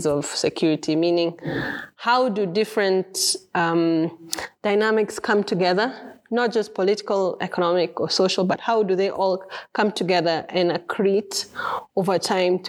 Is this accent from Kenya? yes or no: yes; Kenya; I'm a Kenyan